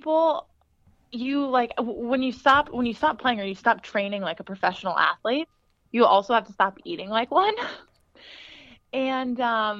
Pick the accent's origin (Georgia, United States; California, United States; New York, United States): California, United States; now in Boston, United States; I'm originally from California.